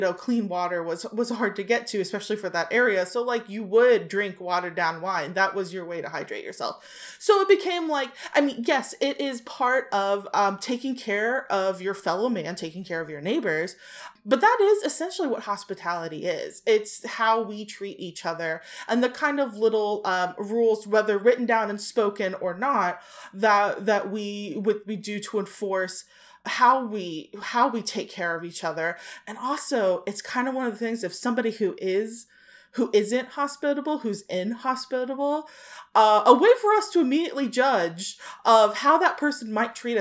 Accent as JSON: {"language": "English", "country": "United States", "said": "I'm American"}